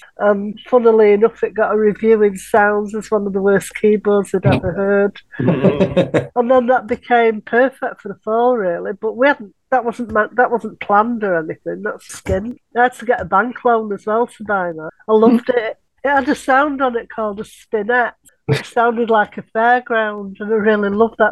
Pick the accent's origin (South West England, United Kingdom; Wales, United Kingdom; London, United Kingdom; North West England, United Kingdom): North West England, United Kingdom; Manchester; that was where I grew up in Collier